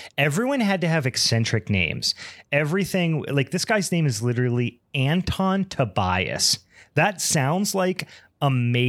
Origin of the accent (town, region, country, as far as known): Beaver County, Western Pennsylvania, United States; born or raised there